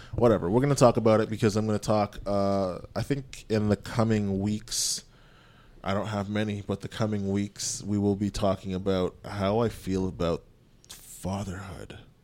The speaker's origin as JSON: {"language": "English", "country": "Canada", "tie": "born or raised there", "said": "My parents are from Jamaica. I was born in Canada"}